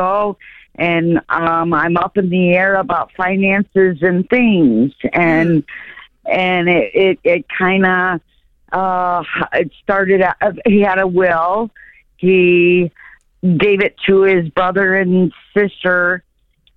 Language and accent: English; Chicago, Illinois, United States; I'm from Chicago